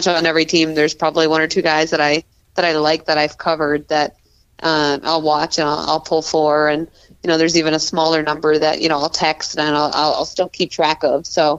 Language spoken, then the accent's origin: English; Connecticut, United States; I'm not from the DMV area at all. I'm from Connecticut